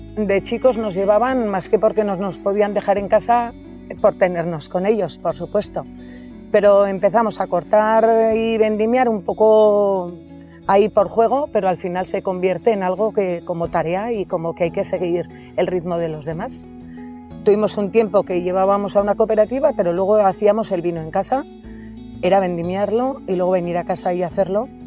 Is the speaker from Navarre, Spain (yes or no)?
yes; Villatuerta, Navarre, Spain; moved away as an adult; also born or lived in Cirauqui; en mi pueblo, Villatorta. Llegué a Cirauqui, que me casé y fui ahí.